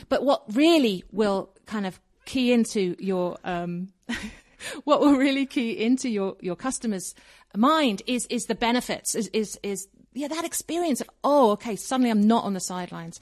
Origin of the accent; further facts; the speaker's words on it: Kingston upon Thames, London, United Kingdom; moved away as an adult; now in Colorado, United States; I was born in Kingston upon Thames, which is basically in the suburbs of London, south